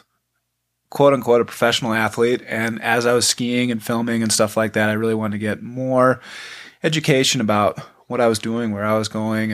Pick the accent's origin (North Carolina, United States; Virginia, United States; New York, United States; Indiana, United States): New York, United States; Buffalo; moved away as an adult; I'm originally from Buffalo, New York. I grew up skiing